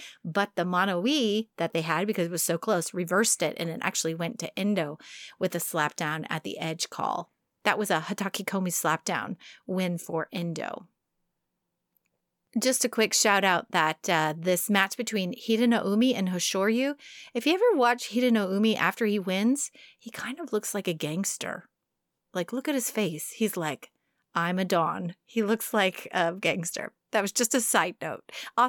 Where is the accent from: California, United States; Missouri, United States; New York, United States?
New York, United States; accent: New York; I can't do my New York accent anymore. I sound more like Boston.